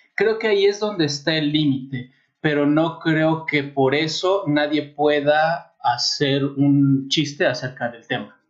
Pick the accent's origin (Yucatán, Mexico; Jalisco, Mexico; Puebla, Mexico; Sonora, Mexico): Puebla, Mexico; also born or lived in Mexico City; now in Querétaro, Mexico; no nací en Puebla, nací en el DF, pero eh, sí viví muchos años en Puebla